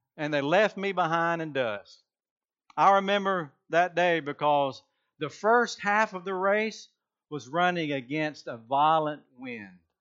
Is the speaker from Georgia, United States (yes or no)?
yes; Georgia, United States; I am from Georgia